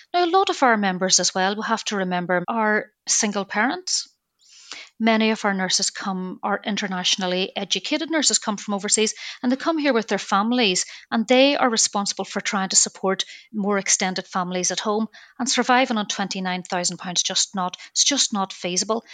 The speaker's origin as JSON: {"language": "English", "town": "Belfast", "region": "Northern Ireland", "country": "United Kingdom", "moved": "yes", "said": "I'm from Belfast"}